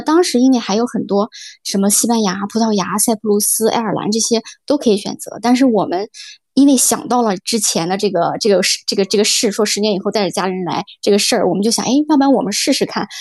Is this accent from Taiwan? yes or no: no; Urumqi, Xinjiang, China; moved away as an adult; also born or lived in Belgium / Shanghai / Xiamen / Qingdao; now in Malta; 我是这个在新疆的乌鲁木齐出生长大